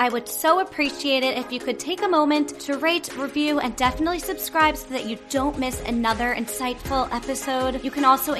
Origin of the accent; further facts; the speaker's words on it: Roslyn, New York, United States; now in New York City, United States; I'm from Roslyn.